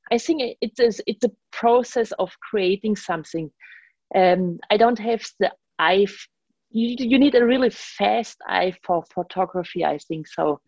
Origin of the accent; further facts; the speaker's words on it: Germany; English is a second language; now in New York, United States; I'm from Germany and basically traveled, had the voyage from Germany to New York